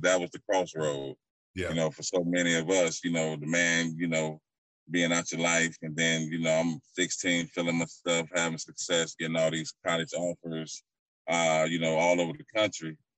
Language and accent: English; St. Petersburg, Florida, United States; I'm from St. Pete